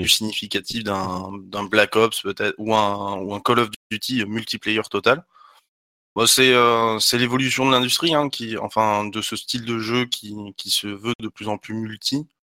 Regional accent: Talence, Nouvelle-Aquitaine, France; je suis de Talence

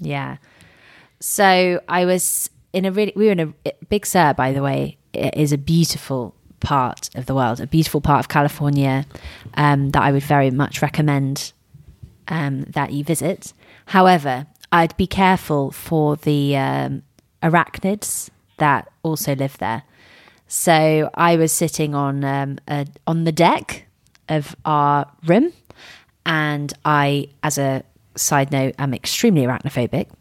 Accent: Surrey, South East England, United Kingdom; also born or lived in Miami; I grew up in Surrey.

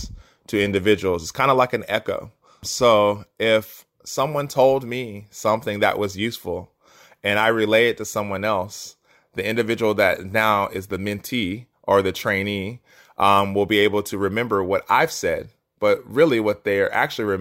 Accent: Asheville, North Carolina, United States; now in Nashville, United States; I grew up in Asheville, North Carolina, and I was always a curious child

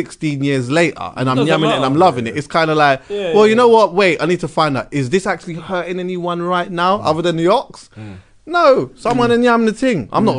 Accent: Jamaica; but as a Jamaican there was always that element of the Ito side of things anyway

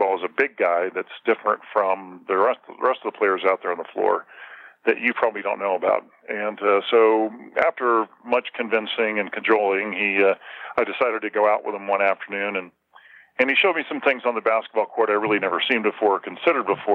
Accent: Southern California, United States; now in Park City, United States; I grew up in Southern California

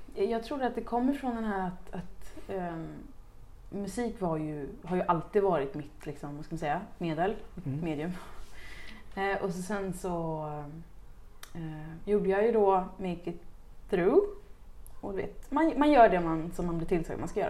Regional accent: Uddevalla, Västra Götaland, Sweden; det är där jag kommer ifrån

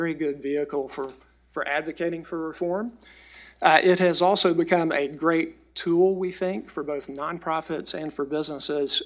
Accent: the South, United States; we're all from the South, a region of the country that is always in poverty

